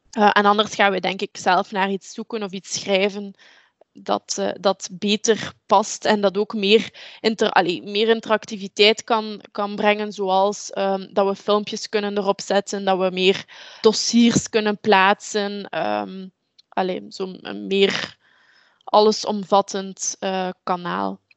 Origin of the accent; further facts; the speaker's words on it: Deinze, Flanders, Belgium; Ik ben afkomstig uit Deense. Eh, dat is een stad in de buurt van Gent, de rand uh, van uh, tussen Oost- en West-Vlaanderen